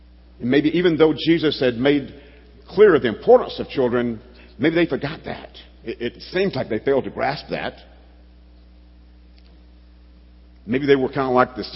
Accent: Alabama, United States; I grew up in Alabama, Bible Belt

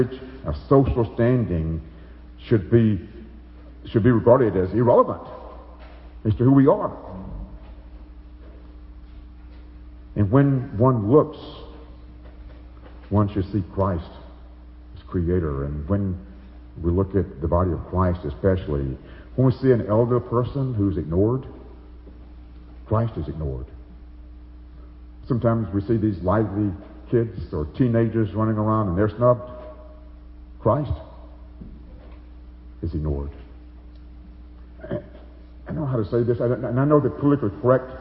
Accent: Alabama, United States; moved away as an adult; now in Chicago, United States; I was raised in Alabama. I'm a Southerner for so many years

